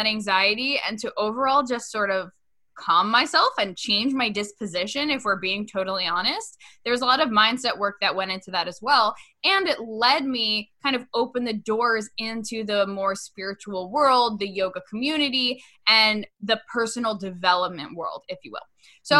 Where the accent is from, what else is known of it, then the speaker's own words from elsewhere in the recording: Westchester, New York, United States; after I graduated from college in my hometown in Westchester, which, get this, Brie, it was literally over, the studio was right over the place that I used to take music lessons as a kid.